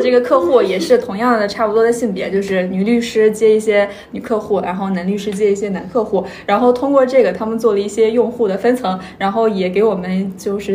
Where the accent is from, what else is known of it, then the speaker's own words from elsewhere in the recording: Hohhot, Inner Mongolia, China; 我家是呼和浩特的，就是离大同，大概就是四五十公里，就是呼和浩特和大同是接壤的